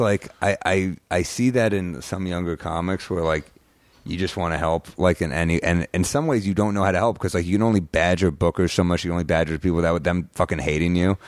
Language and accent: English; New York, United States; I'm a New Yorker